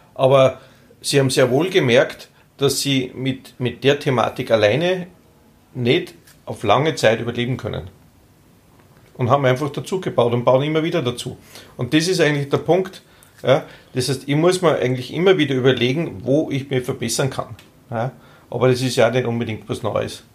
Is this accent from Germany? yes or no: no; Austria; bei uns in Österreich